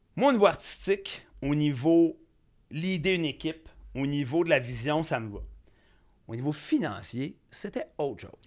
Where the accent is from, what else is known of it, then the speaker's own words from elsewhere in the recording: Saint-André, Quebec, Canada; also born or lived in Saint-Lazare, Quebec; je viens de Saint-André, en fait, mais j'ai enseigné à Vaudreuil